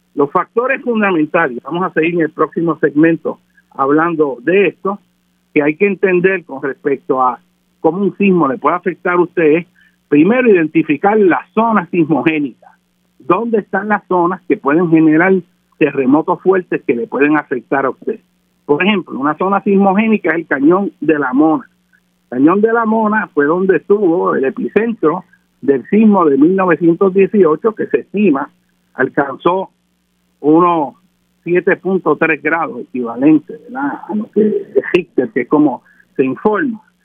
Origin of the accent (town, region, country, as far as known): Puerto Rico